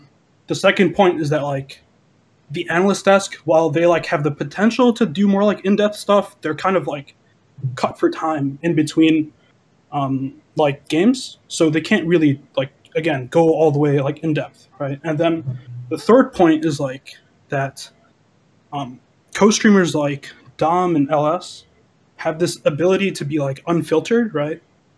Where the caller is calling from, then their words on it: Chicago, Illinois, United States; I'm calling from Chicago.